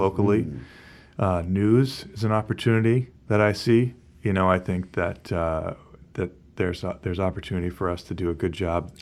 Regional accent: Beverly, Massachusetts, United States; also born or lived in Gloucester, Massachusetts; I was born and raised in Beverly

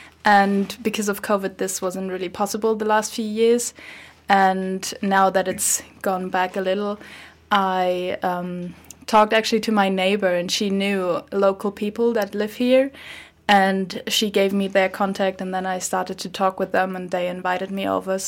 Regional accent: Munich, Bavaria, Germany; English is a second language; now in Ireland; I'm from Munich, a very big city in Germany.

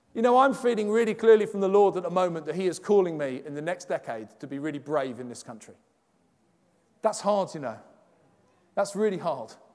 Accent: London, United Kingdom; accent: Cockney; moved away as an adult; also born or lived in Halesowen, West Midlands; I'm from London

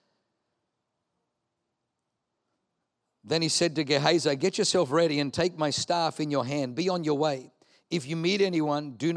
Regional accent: Australia; Leanne and I grew up in Australia

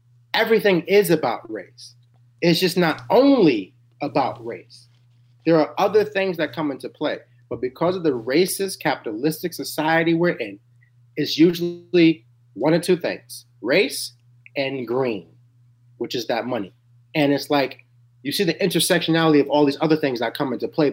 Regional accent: New York City, New York, United States; I'm from Harlem, New York. I was born in 88.

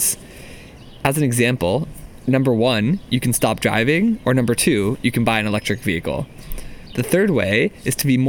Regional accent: Maryland, United States; now in Seattle, United States; where I grew up in Maryland

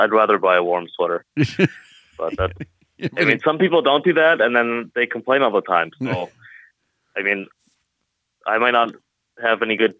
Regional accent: Alberta, Canada; now in Toronto, Canada; I didn't grow up in Toronto. I grew up in Alberta

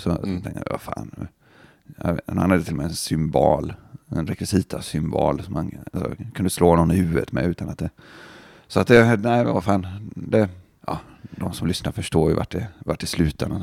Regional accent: Gothenburg, Västra Götaland, Sweden; vi från Göteborg

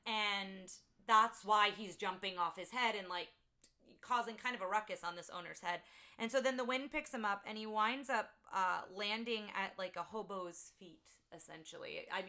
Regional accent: Jersey Shore, New Jersey, United States; I grew up on the Jersey Shore.

